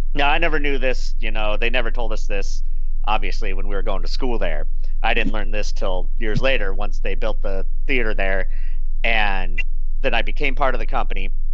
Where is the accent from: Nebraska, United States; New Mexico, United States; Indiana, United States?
Nebraska, United States; I grew up in Nebraska, small town Nebraska